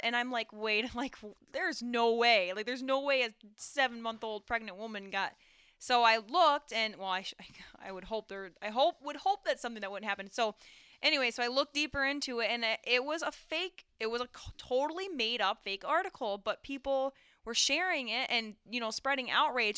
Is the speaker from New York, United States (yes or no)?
yes; Owego, New York, United States; where I grew up in Owego and the surrounding towns